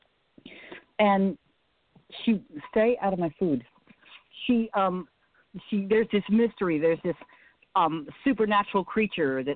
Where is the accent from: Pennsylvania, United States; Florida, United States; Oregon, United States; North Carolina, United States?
North Carolina, United States; Morganton; I grew up in Morganton